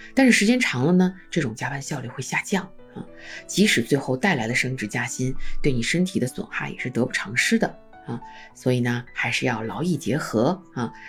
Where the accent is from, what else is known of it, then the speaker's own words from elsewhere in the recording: China; 我们中国人集体主义文化